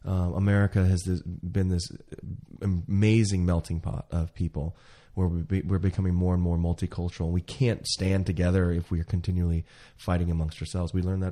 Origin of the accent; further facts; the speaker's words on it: the South, South Carolina, United States; I am Asian, but I was grown in, I was raised in the South.